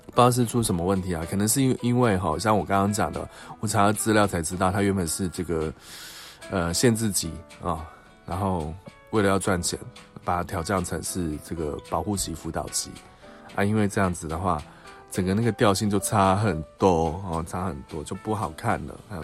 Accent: Taiwan; 我们台湾这边

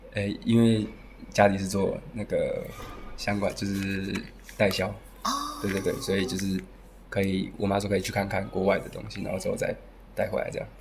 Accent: Taiwan; moved away as an adult; now in Cebu, Philippines; 我来自台湾，然后现在二十四岁

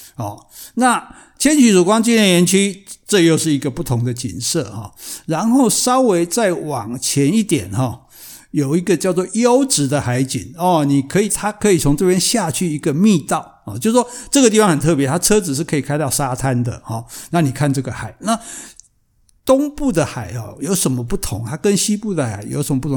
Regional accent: southern Taiwan, Taiwan; 我们南部人比较保守

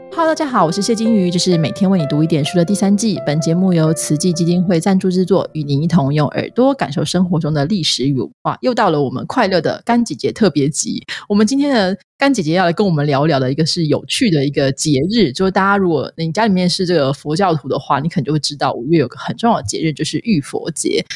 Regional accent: Changhua County, Taiwan; 我们彰化人都会喝地谷露

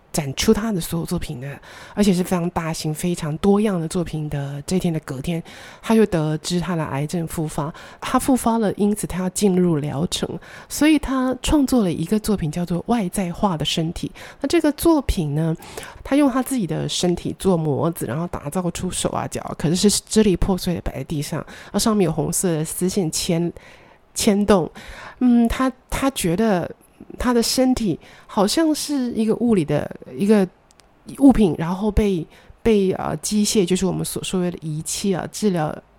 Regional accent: Taichung, Taiwan; moved away as an adult; also born or lived in Taipei; 我们老家的二楼的大客厅放着我的两台演奏型的钢琴

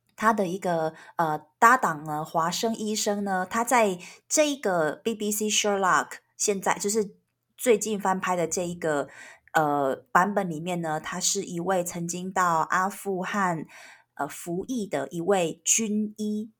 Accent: Taiwan; 我们台湾人

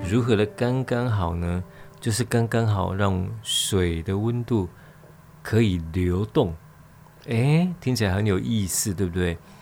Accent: Nanzih, Kaohsiung, Taiwan; also born or lived in Qiaotou, Kaohsiung; 我小时候住在兰子，哦，喇嘛坑，兰仔坑。啊，后来搬到隔壁，隔壁村庄，隔壁村庄桥头，桥头

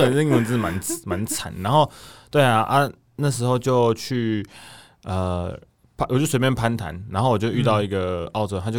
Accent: Taiwan; 我说哦对啊，我是台湾人，

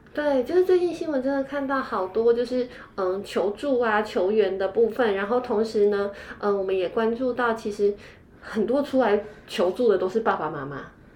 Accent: Taiwan; 我们台湾人

